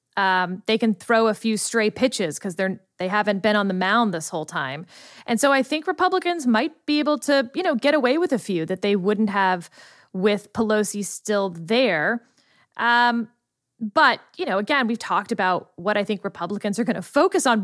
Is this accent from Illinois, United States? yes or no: no; Texas, United States; I'm from the state of Texas.